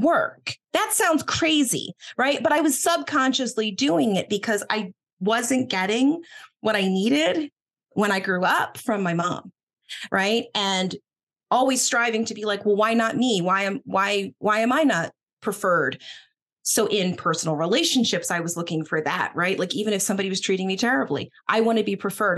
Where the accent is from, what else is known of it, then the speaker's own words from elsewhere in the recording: Boston, Massachusetts, United States; I was born in Boston